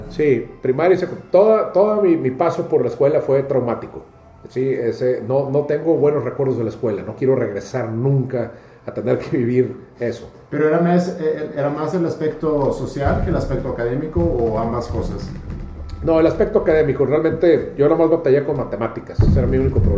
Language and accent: Spanish; Houston, Texas, United States; born there; Yo soy, yo, eh, tres de mis hermanos nacimos en Houston.